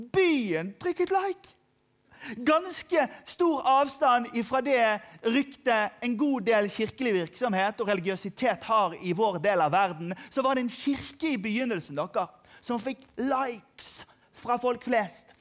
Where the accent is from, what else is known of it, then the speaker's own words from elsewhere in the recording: Norway; jeg er fra Norge